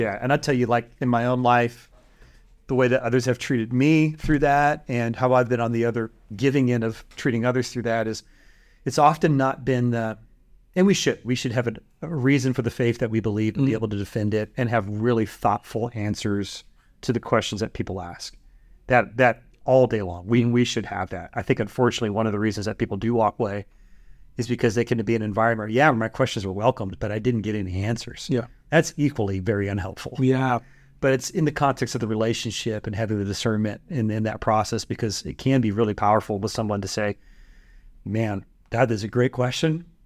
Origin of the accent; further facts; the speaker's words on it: Bay Area, California, United States; moved away; where we grew up in the Bay Area